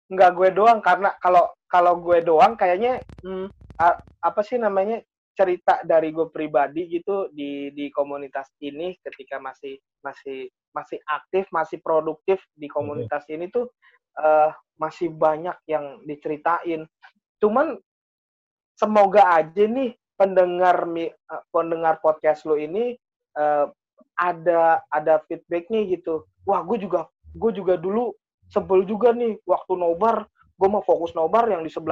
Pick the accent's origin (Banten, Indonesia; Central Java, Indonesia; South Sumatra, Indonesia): Central Java, Indonesia; Tegal; Pokoknya yang yang saya ingat gue orang Tegal dah